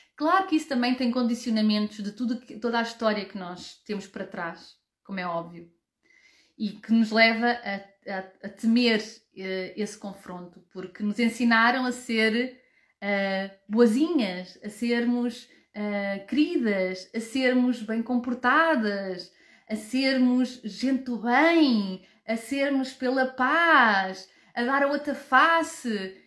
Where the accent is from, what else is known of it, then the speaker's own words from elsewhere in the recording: Portugal; now in Germany; Eu habito na Alemanha, nasci e cresci em Portugal